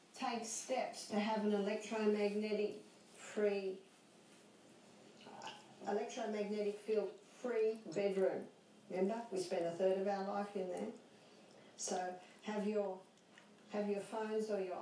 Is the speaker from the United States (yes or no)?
no; Australia; I'm Australian